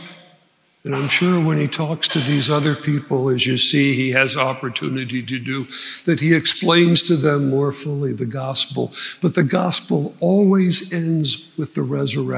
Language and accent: English; New Jersey, United States; I grew up in New Jersey, 5 miles from Washington Crossing State Park